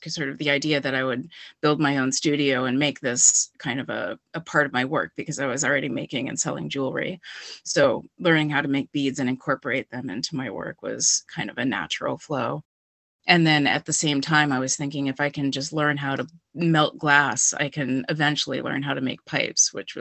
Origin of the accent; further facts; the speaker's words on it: Wellesley, Massachusetts, United States; moved away as an adult; now in Amherst, United States; I'm originally from Wellesley, Mass, but I've been here for about 20 years